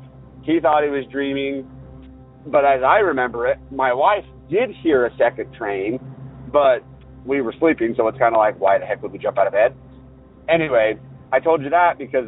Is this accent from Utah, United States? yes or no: yes; Northern Utah, United States; I'm from Northern Utah. To try to give you a little bit of a pinpoint, the university that is in my hometown is very old